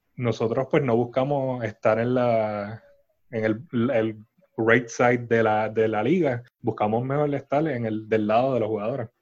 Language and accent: Spanish; San Juan, Puerto Rico; somos de San Juan